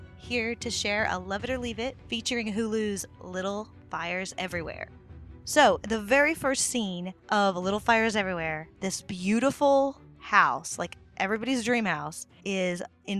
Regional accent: Oklahoma, United States; also born or lived in Tulsa; And I'm from Oklahoma.

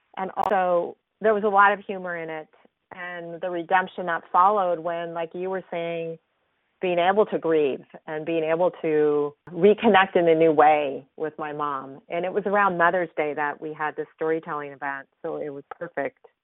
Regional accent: San Francisco, California, United States; growing up in San Francisco

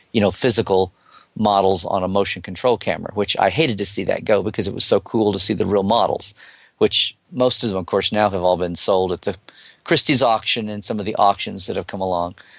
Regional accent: United States; as an American

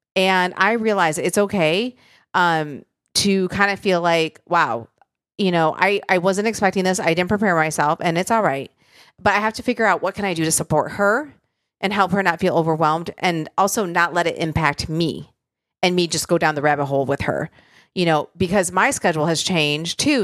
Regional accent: Michigan, United States; moved away; where I grew up in Michigan

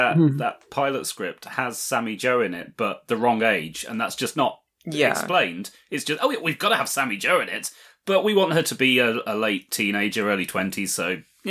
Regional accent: United Kingdom

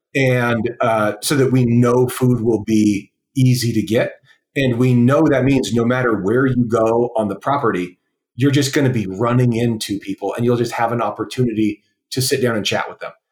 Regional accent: West Coast, United States; I was young and from the West Coast

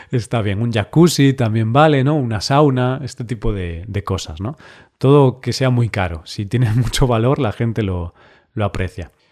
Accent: Galicia, Spain; como gallego que soy

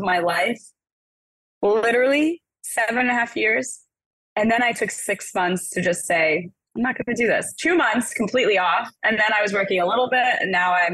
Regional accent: New York City, New York, United States; I'm a girl from Brooklyn

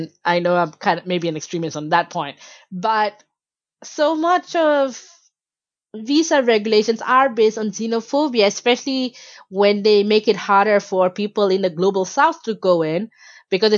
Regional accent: Malaysia; in Malaysia, you know, I was born and raised there, but because my family were Bangladeshi migrants

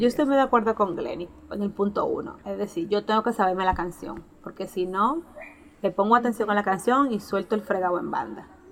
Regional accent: San Pedro de Macorís, Dominican Republic; first language Spanish; Nosotros venimos de San Pedro de Macorís, un pueblo de República Dominicana

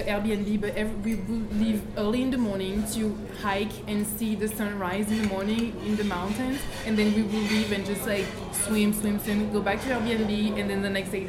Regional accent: Guadeloupe; I'm from Guadeloupe.

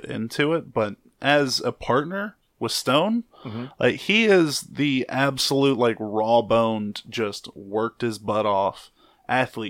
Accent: Huntsville, Alabama, United States; moved away as an adult; now in New Orleans, United States; I'm from North Alabama, so like Huntsville

